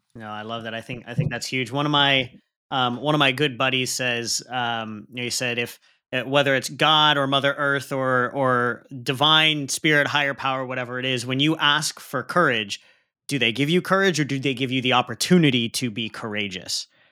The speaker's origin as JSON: {"language": "English", "country": "Pakistan", "said": "I'm Pakistani, and we put a lot heavier emphasis on leading with the heart"}